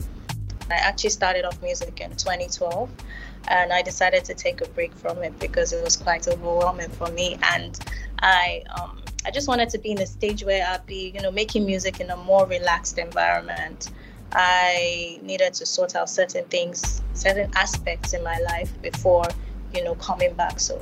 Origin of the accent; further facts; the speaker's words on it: Kaduna, Kaduna State, Nigeria; also born or lived in Delta State, Nigeria; now in Lagos, Nigeria; I grew up in Kaduna, literally lived like a lot of my life, my young childhood in Kaduna before moving to Lagos.